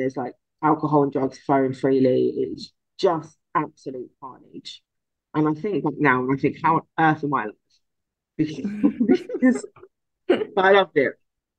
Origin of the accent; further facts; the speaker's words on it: London, United Kingdom; born there; My dad told me recently that I am actually a Cockney because I was born in Guy's Hospital